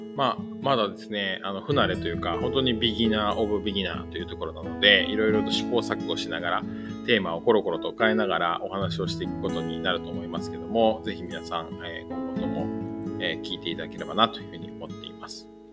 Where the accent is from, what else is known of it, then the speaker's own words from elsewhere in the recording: Kanagawa, Japan; moved away as an adult; also born or lived in Kanto; now in Fukuoka, Japan; 現在は、えー、福岡県福岡市に住んでいますが、出身は神奈川県です